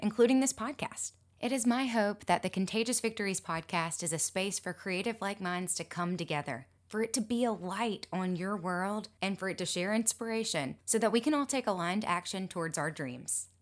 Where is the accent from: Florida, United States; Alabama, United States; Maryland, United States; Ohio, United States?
Alabama, United States; Mobile; also born or lived in Gulf Shores, Alabama; Mobile, my hometown